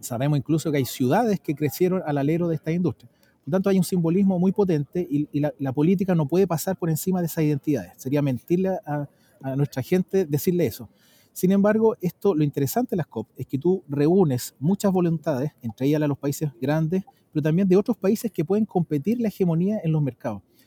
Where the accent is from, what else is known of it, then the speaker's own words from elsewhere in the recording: Chile; yo como ciudadano chileno